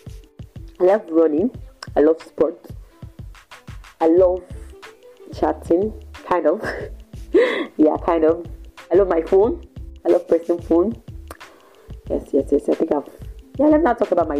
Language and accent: English; Ibadan, Oyo, Nigeria; also born or lived in Ondo State; born and bred in Ibadan from Ondo State